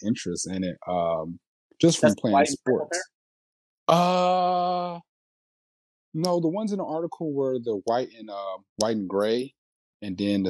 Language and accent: English; Indianapolis, Indiana, United States; also born or lived in Gary, Indiana / Atlanta; we moved to Indianapolis when I was about 9, 10. So for the most part, I'm from here